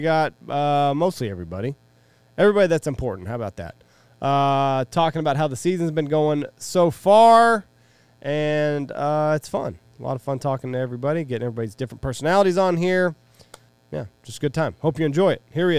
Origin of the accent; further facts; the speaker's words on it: Ohio, United States; I'm from Ohio.